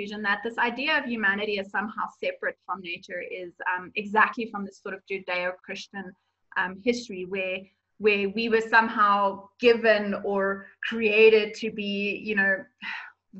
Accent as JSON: {"language": "English", "country": "South Africa", "said": "as a South African tourist"}